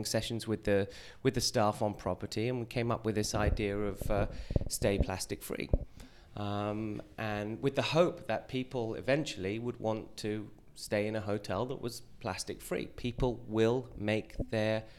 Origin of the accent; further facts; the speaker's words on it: United Kingdom; moved away as an adult; now in New York, United States; I'm British, but I've lived in New York and the States for 20 years